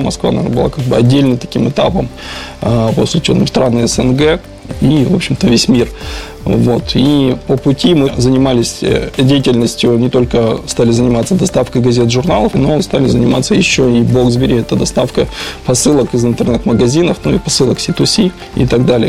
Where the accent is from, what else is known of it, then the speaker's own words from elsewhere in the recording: Kazakhstan; moved away; also born or lived in Urals / Yekaterinburg / Andorra; я сам родом из Казахстана